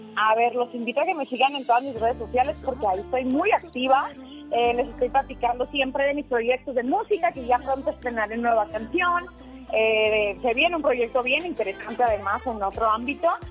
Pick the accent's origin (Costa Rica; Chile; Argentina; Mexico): Mexico; Culiacán, Sinaloa; moved away as an adult; now in Mexico City, Mexico; soy sinaloense y hace, te cuento, hace 10 años me vine acá a la Ciudad de México